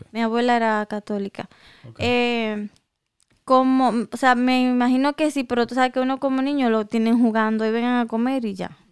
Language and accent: Spanish; Dominican Republic; moved away; yo me crié en República Dominicana